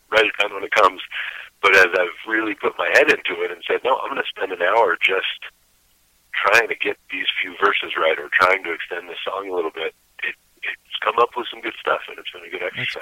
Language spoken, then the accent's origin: English; Bristol, Vermont, United States; Bristol specifically is where I was born and, and grew up